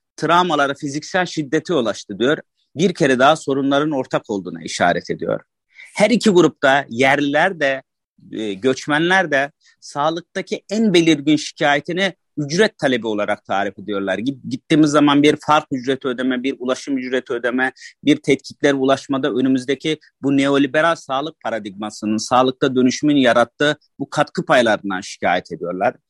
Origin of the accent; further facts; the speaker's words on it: Turkey; Annem babam burada doğmuş, ben burada doğmuşum. Bu yüzden yerliyim.